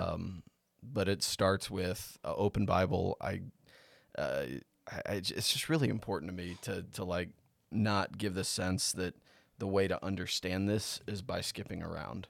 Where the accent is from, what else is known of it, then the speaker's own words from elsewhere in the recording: United States; I'm American